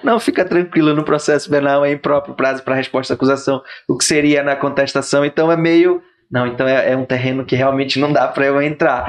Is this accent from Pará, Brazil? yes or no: yes; Pará, Brazil; eu não sou paraense raiz, eu sou Nutella